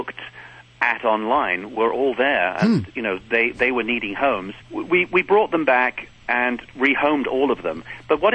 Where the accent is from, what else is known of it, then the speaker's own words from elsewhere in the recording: United Kingdom; now in Los Angeles, United States; as a Brit